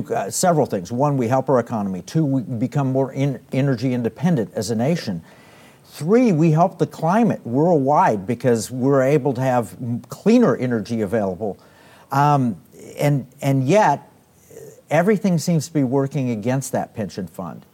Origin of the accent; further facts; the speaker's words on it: Oklahoma, United States; now in Texas, United States; I grew up in Oklahoma, uh, and, and I live in Texas